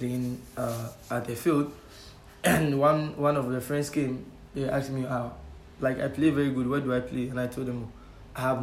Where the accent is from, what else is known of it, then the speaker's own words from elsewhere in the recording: Ghana; now in Spain; I was in, I think, JHS in Ghana.